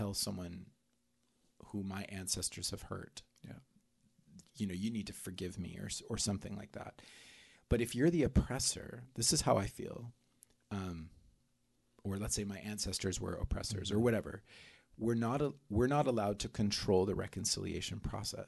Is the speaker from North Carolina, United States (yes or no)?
no; Oklahoma, United States; moved away; also born or lived in South America; growing up in South America, growing up in, in Oklahoma